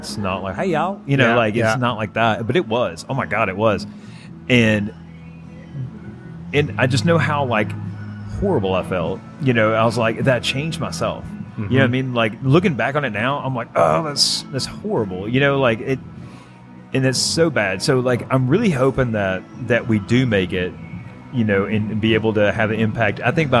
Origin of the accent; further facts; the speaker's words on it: the South, United States; accent: Southern; I was made fun of so bad for my Southern accent.